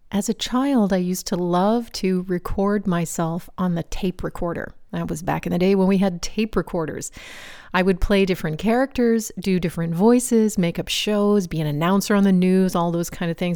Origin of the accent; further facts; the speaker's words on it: Virginia, United States; We belonged to a local swim club where I grew up in Virginia